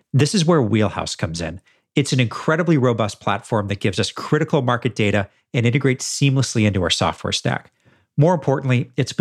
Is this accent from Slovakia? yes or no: no; Edmonton, Alberta, Canada; my hometown of Edmonton, Alberta in Canada